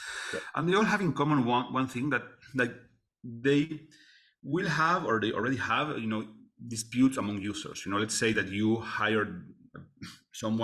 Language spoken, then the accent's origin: English; Argentina; I am from Argentina